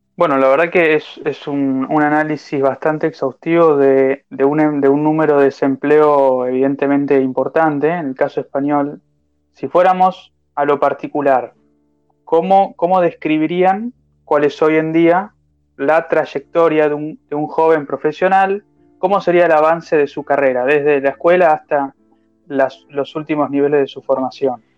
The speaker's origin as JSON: {"language": "Spanish", "country": "Argentina", "said": "nosotros como argentinos"}